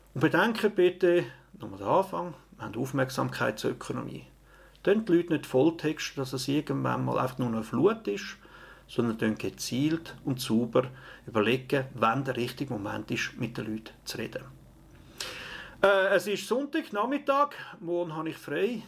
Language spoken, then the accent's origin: German; Opfikon, Zurich, Switzerland; in der Familie, in Opfiken, in Zürich, in der Schweiz